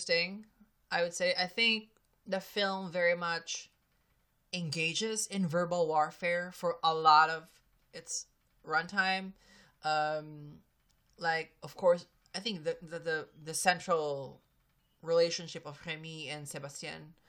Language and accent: English; Philippines; I'm a Filipino.